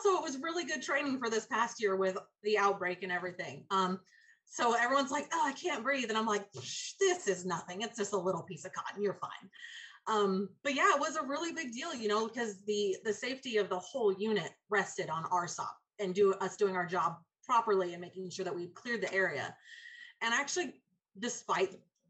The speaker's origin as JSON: {"language": "English", "region": "California", "country": "United States", "tie": "born or raised there", "also_born_or_lived": "Texas", "moved": "yes", "said": "I grew up in California where there's not much snow"}